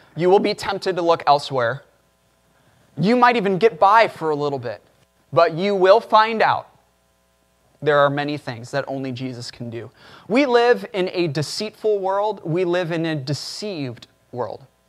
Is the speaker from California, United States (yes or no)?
no; Chicago, Illinois, United States; I grew up in Chicago